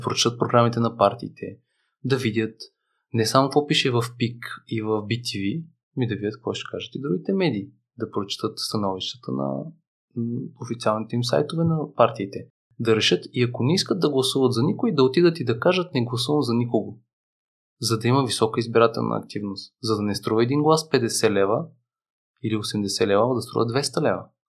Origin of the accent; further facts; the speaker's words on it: Bulgaria; ние сме българи, аз съм живял в чужбина